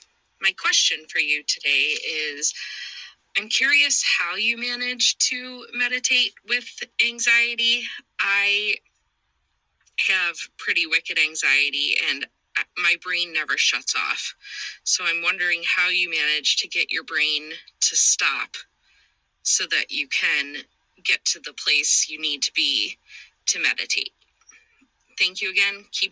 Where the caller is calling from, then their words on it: Buffalo, New York, United States; I'm calling from Buffalo, New York.